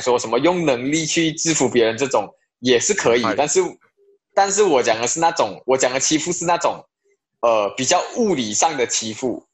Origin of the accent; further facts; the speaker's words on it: Malaysia; moved away as an adult; also born or lived in China; 希望可以在马来西亚的这一块土地上，把影视表演方面做出一些贡献啊，因为毕竟是我家乡